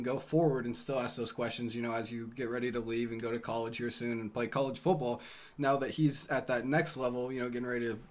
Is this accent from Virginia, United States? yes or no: no; Washington, United States; born or raised there